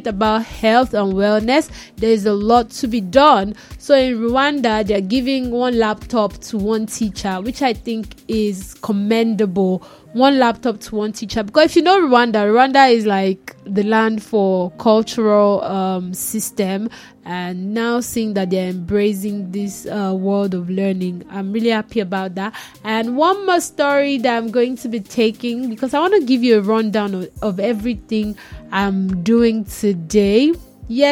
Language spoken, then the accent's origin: English; Nigeria; As a Nigerian